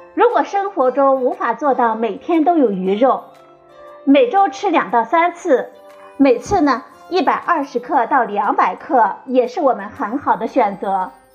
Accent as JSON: {"language": "Chinese", "country": "China", "said": "我们中国人"}